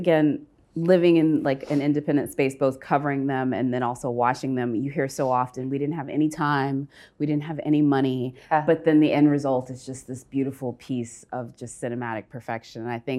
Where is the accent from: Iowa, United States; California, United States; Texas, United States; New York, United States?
Texas, United States; Austin; I come from Austin, Texas. For those of you that don't know, that is the hippy dippy side of Texas. That is, it's way more closer to Berkeley than it is to Dallas.